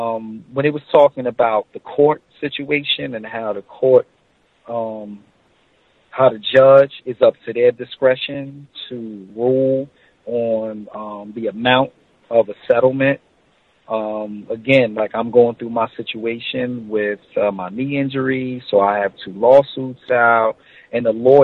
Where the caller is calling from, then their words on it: New Jersey, United States; Hey Gus, Vic, I'm from New Jersey.